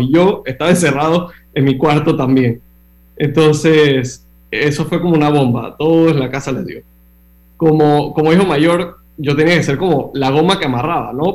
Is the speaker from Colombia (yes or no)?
no; Panama; moved away as an adult; also born or lived in Miami, United States; nací, y crecí en Panamá